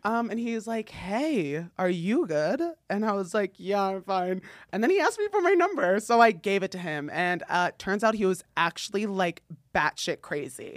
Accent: North New Jersey, United States; moved away; I grew up in, like, s New Jersey, North New Jersey

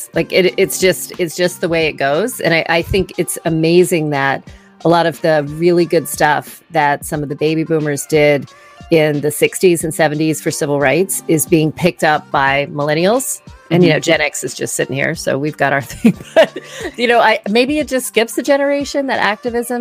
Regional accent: the South, United States; moved away as an adult; also born or lived in East Coast / West Coast; I grew up in the South

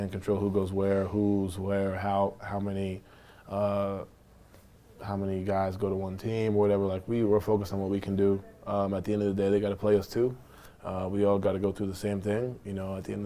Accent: New York, United States; I'm from New York, from the part of that quote-unquote generation where all you see is the crossovers, the dunks, and the highlights.

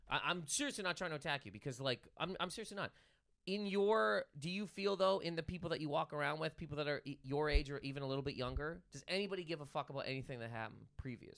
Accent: Nova Scotia, Canada; straight up Nova Scotia. Trailer Park Boys is from where I'm from

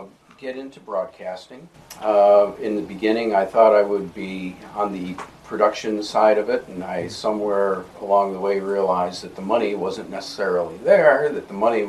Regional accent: Madison, Ohio, United States; Little town called Madison, Ohio. I was mm-hmm. a Cleveland Browns fan growing up.

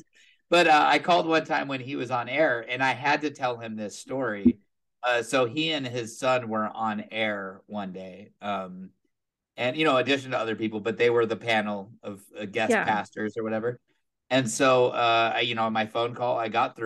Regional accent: Southern California, United States; I'm from Southern California

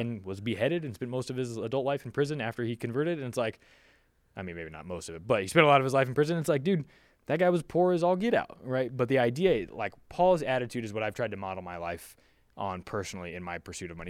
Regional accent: Philippines; also born or lived in Southern California, United States; now in California, United States; I'm from the Philippines. I grew up in, you know, a developing country in the world

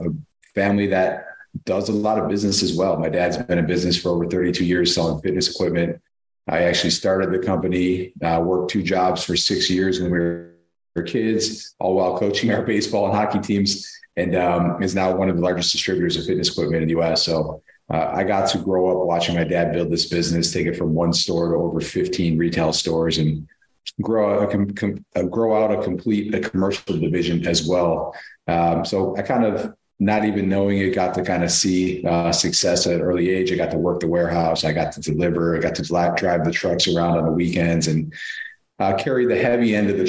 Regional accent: Buffalo, New York, United States; also born or lived in Amherst, New York; I grew up in Buffalo, New York

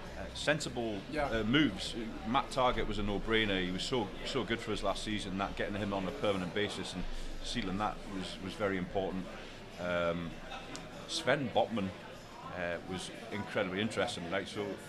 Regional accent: Berwick-upon-Tweed, North East England, United Kingdom; accent: slight Geordie / northeast; now in United States; I'm not originally from Newcastle. I mean, I don't have a really strong northeast accent, but it is like northeast. I lived up in Berwick, which is, I don't know, about an hour's north of Newcastle.

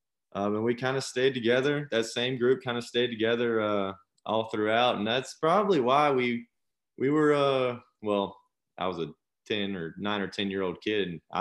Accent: Panama City, Florida, United States; I'm from Panama City, Florida. Grew up there, started playing T-ball

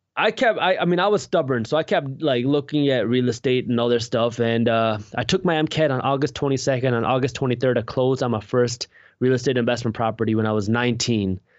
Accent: Michigan, United States; I'm from the Michigan area

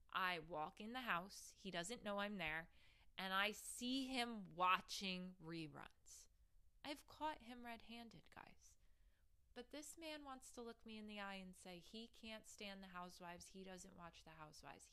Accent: New Jersey, United States; I'm from Jersey

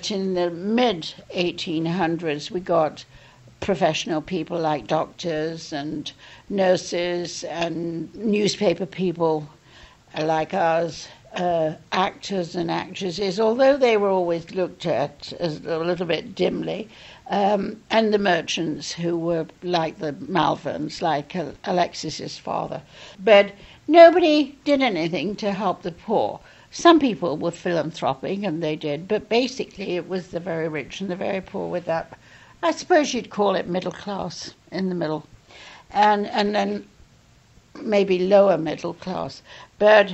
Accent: Yorkshire and the Humber, United Kingdom; I come from that part of England. I come from the north. I come from Yorkshire

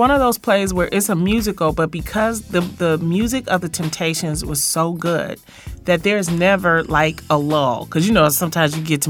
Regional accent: Detroit, Michigan, United States; I'm from Detroit.

